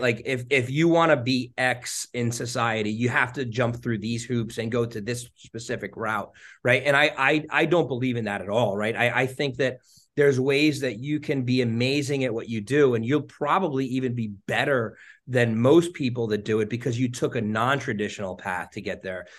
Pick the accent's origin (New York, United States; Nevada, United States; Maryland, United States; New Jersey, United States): New Jersey, United States; I grew up in New Jersey, um, North Jersey, um, pretty much my whole life